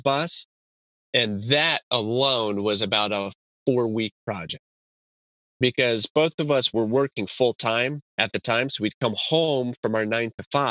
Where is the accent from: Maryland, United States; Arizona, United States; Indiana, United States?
Arizona, United States; Tucson; I'm from Tucson, Arizona